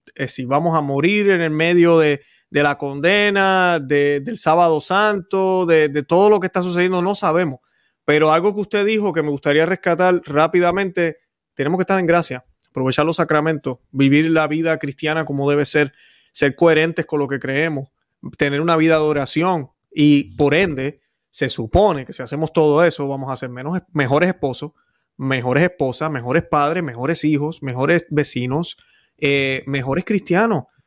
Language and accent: Spanish; Puerto Rico; yo que soy puertorriqueño, conozco la situación